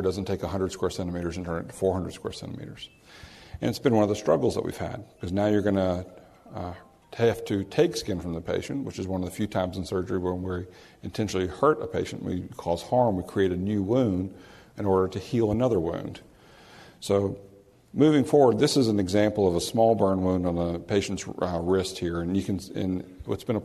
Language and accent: English; New Orleans, Louisiana, United States; I'm from New Orleans, and occasionally we have a few storms, and we have tarps on roofs